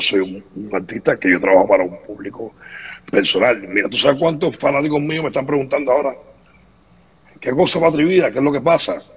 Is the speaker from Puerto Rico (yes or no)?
no; Cuba; moved away; como cualquier cubano